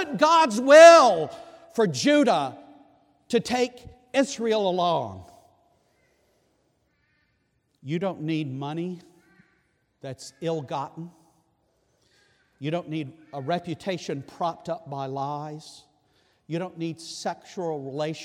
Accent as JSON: {"language": "English", "region": "Scotland", "country": "United Kingdom", "said": "I can appreciate that as a Scotsman."}